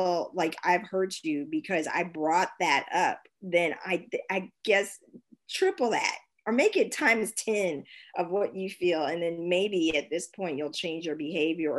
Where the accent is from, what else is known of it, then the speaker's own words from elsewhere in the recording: Kansas, United States; also born or lived in San Francisco, United States; now in Germany; growing up in Kansas